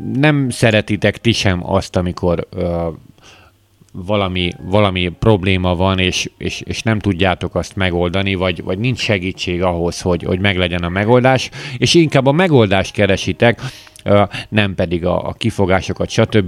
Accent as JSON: {"language": "Hungarian", "country": "Hungary", "said": "magyarok vagyunk"}